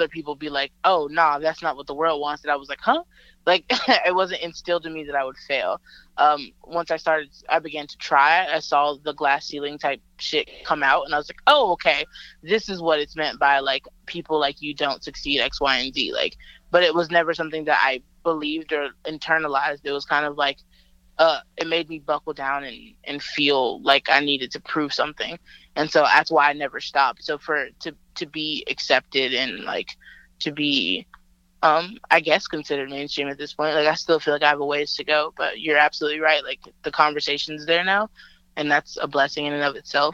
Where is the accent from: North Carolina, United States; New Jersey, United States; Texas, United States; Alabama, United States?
Alabama, United States; Montgomery; moved away; my hometown is Montgomery